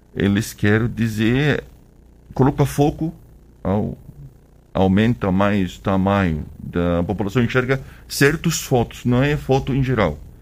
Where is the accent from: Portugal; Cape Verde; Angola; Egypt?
Egypt; Portuguese is a second language; moved away as an adult; now in Brazil; eu sou do Egito